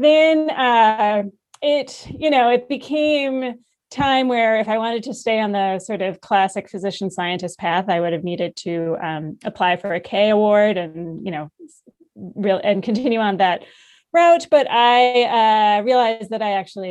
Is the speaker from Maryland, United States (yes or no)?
no; Madison, Wisconsin, United States; moved away as an adult; also born or lived in Princeton, New Jersey / Cincinnati, Ohio / Seattle, Washington / Boston, Massachusetts; now in Utah, United States; I grew up in Madison, Wisconsin. So the Midwest is home